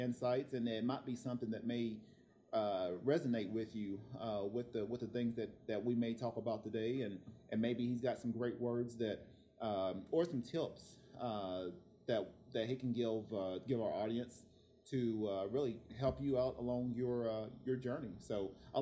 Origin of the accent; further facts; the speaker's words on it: Tennessee, United States; now in Oceanside, United States; I'm actually from Tennessee